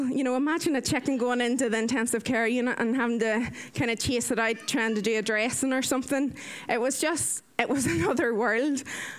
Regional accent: Ireland; I am 30 years old. I am Irish.

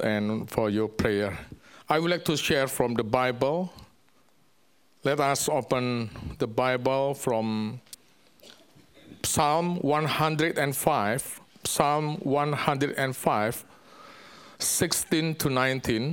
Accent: Indonesia; English is a second language; moved away; also born or lived in Hong Kong; I'm from Indonesia. Of course, English is not my language, my mother language.

